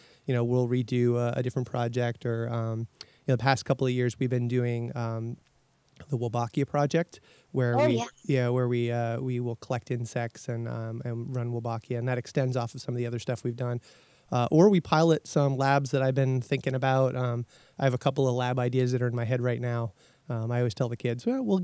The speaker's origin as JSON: {"language": "English", "region": "Massachusetts", "country": "United States", "tie": "born or raised there", "said": "I grew up in Massachusetts"}